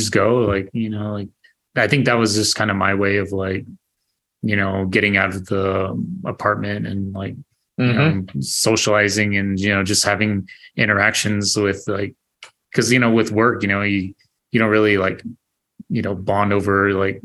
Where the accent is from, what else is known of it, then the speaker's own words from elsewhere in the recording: Arizona, United States; also born or lived in North Dakota / Phoenix; I was born and raised in Arizona